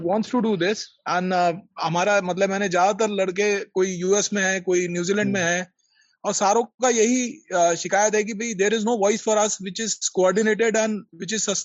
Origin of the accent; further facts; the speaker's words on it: Nagpur, Maharashtra, India; मैं नागपुर से हूँ संजीव जी और मेरी आपसे प्रार्थना है कि आप एक बार यहाँ जरूर आए